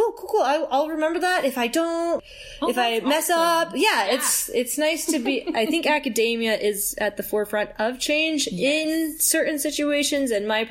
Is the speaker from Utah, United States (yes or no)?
yes; Salt Lake Valley, Utah, United States; I'm from the Salt Lake Valley.